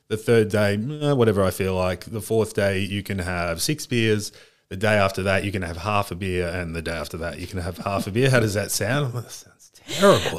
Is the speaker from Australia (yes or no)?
yes; Australia; also born or lived in United States; I was born in Australia. We moved when I was quite young to the States. I was, um, the Australian kid in America. and then the American kid in Australia when we moved back